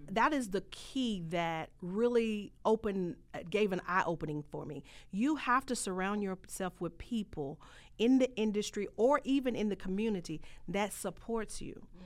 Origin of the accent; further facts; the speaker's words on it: Holly Springs, Mississippi, United States; moved away; I come from a rural area. I'm a country girl. I come from Mississippi, Hollis Springs